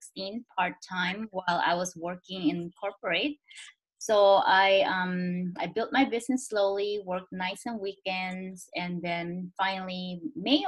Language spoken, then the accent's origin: English; Philippines; moved away as an adult; now in Silicon Valley, United States; I'm Chinese, born and raised in the Philippines